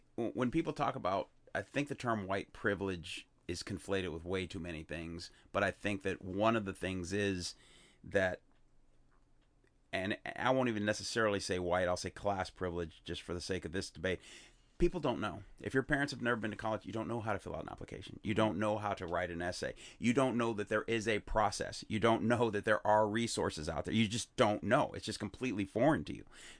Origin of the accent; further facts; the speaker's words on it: Chicago, Illinois, United States; because I grew up in South Shore in a very depressed area as well, and in Chicago.